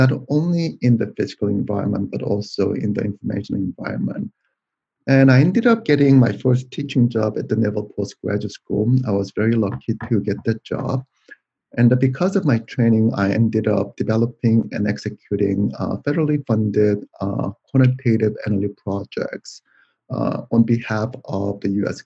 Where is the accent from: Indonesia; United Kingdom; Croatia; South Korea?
South Korea; moved away as an adult; now in United States; I was born in South Korea, and I came to the United States to go to graduate school